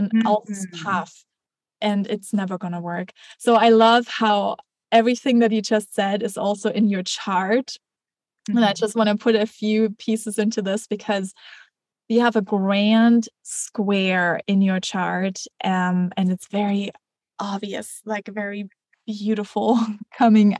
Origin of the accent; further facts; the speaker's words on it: Germany; I grew up in Germany